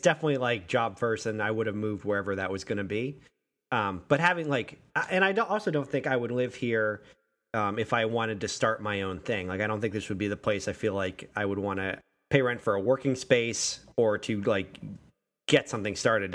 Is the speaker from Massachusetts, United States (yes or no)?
yes; Western Massachusetts, United States; moved away; I grew up in Western Massachusetts